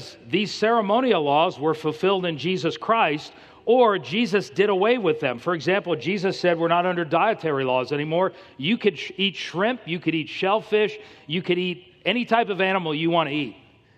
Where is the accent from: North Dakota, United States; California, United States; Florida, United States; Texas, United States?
Florida, United States; Miami; I'm from Miami.